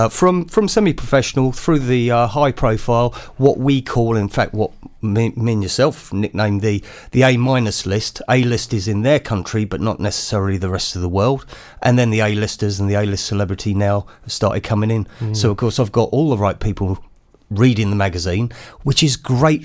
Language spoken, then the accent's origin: English; Wales, United Kingdom; also born or lived in London; born and bred in Wales, but spent many years in London as a music journalist, so the accent's gone.